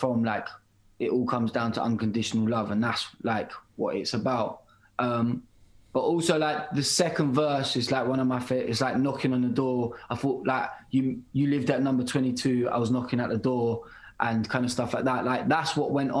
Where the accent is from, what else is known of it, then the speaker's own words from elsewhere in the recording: United Kingdom; accent: British; I'm a British artist, and like I'm not gonna sing with an American or any other accent